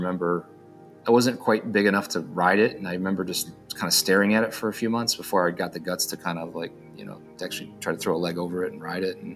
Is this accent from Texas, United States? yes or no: no; Dearborn, Michigan, United States; also born or lived in Detroit, Michigan; I was born and raised in Detroit, Michigan, and actually born in Dearborn